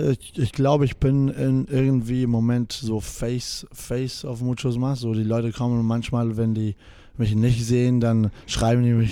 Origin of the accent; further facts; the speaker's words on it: Spain; German is a second language; also born or lived in New Zealand; ja, ähm, ich bin in Neuseeland geboren. Meine Mutter kommt aus Neuseeland und mein Vater aus, ähm, aus Spanien